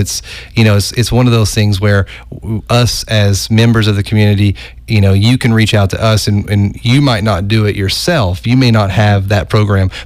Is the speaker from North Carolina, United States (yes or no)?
no; Oak Ridge, Tennessee, United States; I'm from Oak Ridge, and we have a great arts community there